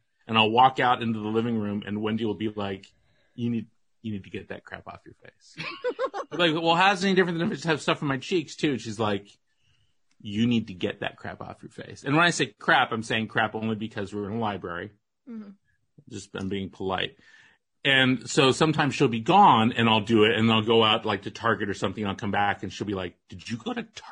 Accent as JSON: {"language": "English", "town": "Walnut Creek", "region": "California", "country": "United States", "tie": "born or raised there", "said": "I grew up in Walnut Creek, which is not far from Sonoma"}